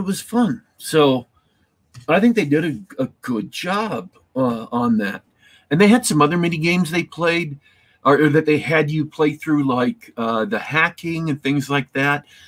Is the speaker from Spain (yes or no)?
no; Isle of Man; I'm actually Manx, not quite Welsh